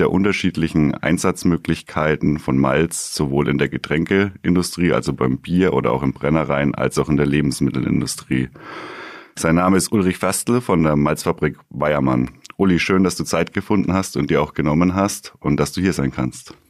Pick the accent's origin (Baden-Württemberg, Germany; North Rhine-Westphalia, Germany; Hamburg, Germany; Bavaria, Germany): Bavaria, Germany; Bamberg; gebürtiger Bamberger